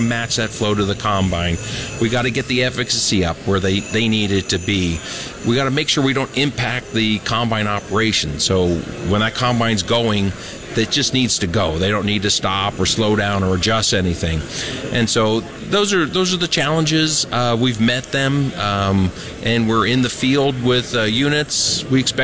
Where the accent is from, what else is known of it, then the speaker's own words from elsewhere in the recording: Ohio, United States; I'm from Ohio